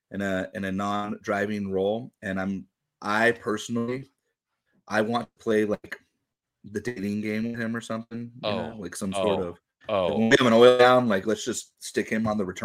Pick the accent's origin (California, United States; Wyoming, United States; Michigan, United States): California, United States; Los Angeles; I'm from Los Angeles.